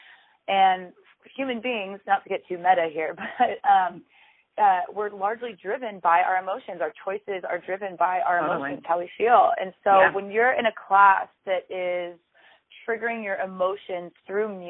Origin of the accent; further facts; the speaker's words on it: Sacramento, California, United States; now in San Francisco, United States; I grew up in Sacramento